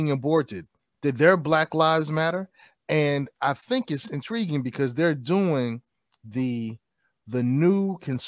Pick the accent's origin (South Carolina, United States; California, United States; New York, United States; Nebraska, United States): New York, United States; New York City; moved away; I'm shamelessly from Brooklyn, New York, originally.